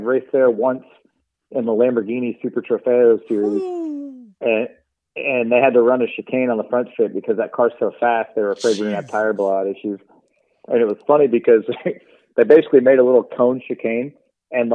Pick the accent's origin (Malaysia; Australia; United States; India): United States; Atlanta, Georgia; I'm from Atlanta, Georgia.